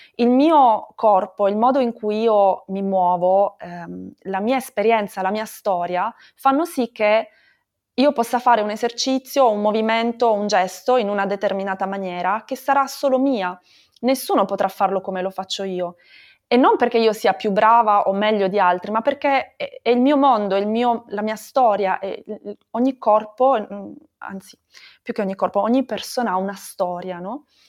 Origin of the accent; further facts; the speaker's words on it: Bari, Apulia, Italy; moved away; also born or lived in Brussels / Barcelona; sono originaria di Bari, come dicevi anche tu, però da un po' di anni viaggio, ho vissuto a Bruxelles